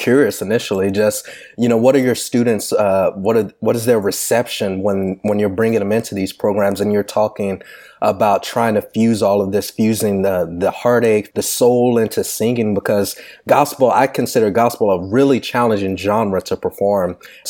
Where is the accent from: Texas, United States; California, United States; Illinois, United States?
Texas, United States; I was born and raised in Texas here in the South